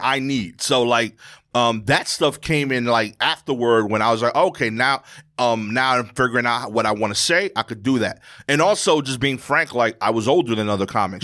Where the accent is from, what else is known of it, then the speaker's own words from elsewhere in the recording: New York City, New York, United States; I grew up in Brooklyn in New York